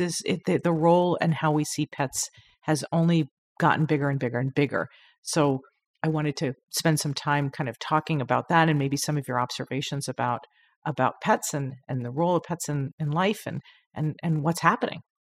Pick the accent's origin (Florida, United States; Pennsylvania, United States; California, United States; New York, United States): New York, United States; Long Island; I'm from Long Island